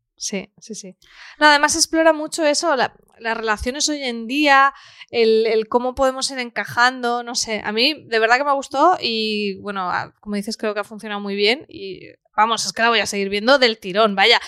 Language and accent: Spanish; Spain; yo siendo pequeña lo recuerdo, pues imagínate, y eso era aquí en España